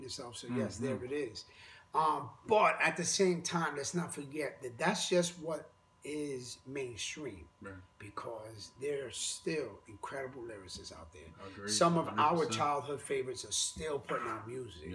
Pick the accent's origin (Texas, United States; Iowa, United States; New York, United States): New York, United States; New York City; I'm from the Bronx. And I'm literally like four blocks from Sedgwick and Cedar, where I grew up